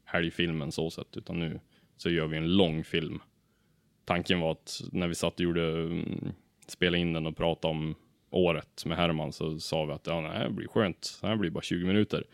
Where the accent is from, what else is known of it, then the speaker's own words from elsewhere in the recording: Ullånger, Västernorrland County, Sweden; jag är ju från Ullånger, en liten by i Kramfors kommun